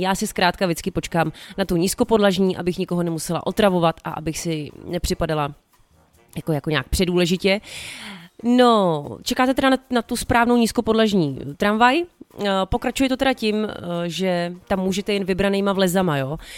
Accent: Prague, Czechia; jezdila jsem z Libně tramvají

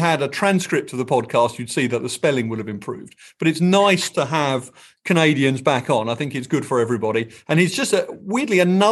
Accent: England, United Kingdom; moved away; I am your English non-entertainment co-host

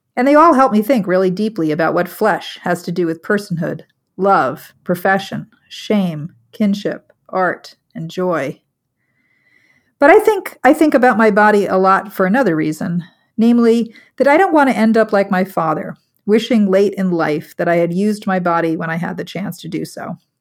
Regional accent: Long Island, New York, United States; also born or lived in South Chicago; now in Chicago, United States; growing up on Long Island

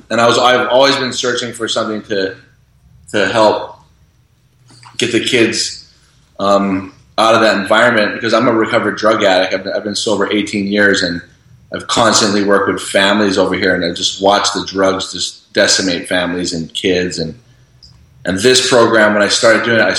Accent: Kauai, Hawaii, United States; I was born and raised on Kauai, so like growing up here

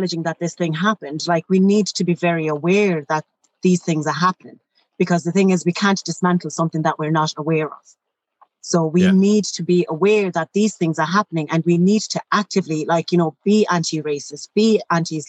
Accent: Shannon, Munster, Ireland; I grew up in Shannon

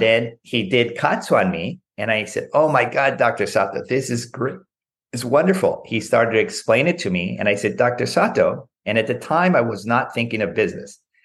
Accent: Southern California, United States; I grew up in Southern California

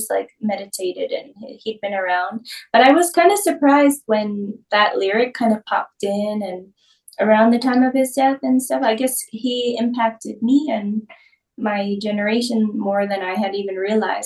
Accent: New York, United States; moved away as an adult; now in Austin, United States; I'm originally from New York. I've spent the last almost 9 years in Austin, Texas

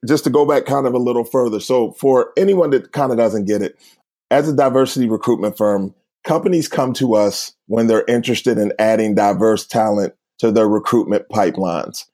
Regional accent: Uniontown, Pennsylvania, United States; moved away; also born or lived in Philadelphia; I'm originally from a place called Uniontown, Pennsylvania. It's southwest of Pittsburgh.

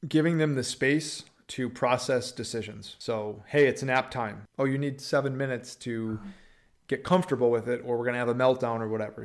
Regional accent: Upper Peninsula, Michigan, United States; moved away as an adult; also born or lived in Green Bay, Wisconsin; now in Texas, United States; I'm from the Upper Peninsula, Michigan, like three hours south of the Canadian border, uh, one stoplight town

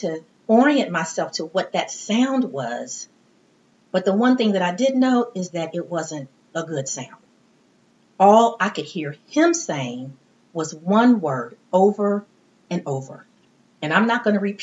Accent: Midwest, United States; also born or lived in East Texas; I'm from the Midwest, and I went to college in East Texas many years ago

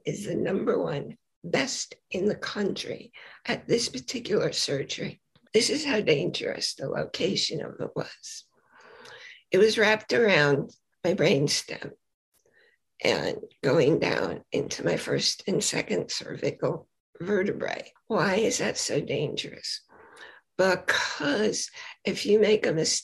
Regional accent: New York City, New York, United States; moved away; also born or lived in Boise, Idaho; I was born in Brooklyn, New York

